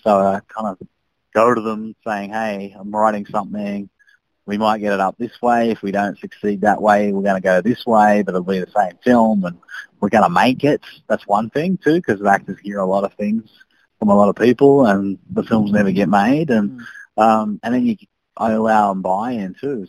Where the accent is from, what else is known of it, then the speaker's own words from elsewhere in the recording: Sydney, New South Wales, Australia; I grew up in Sydney